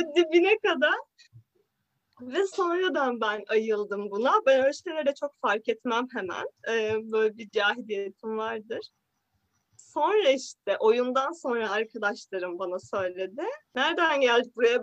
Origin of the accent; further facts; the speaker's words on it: Bozüyük, Bilecik Province, Turkey; Bilecik Bozüyük'tü. Ben Dodurgalı değilim ama.